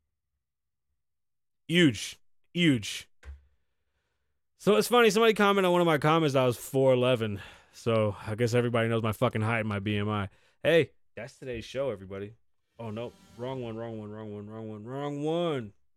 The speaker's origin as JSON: {"language": "English", "country": "United States", "said": "I'm from the United States of America"}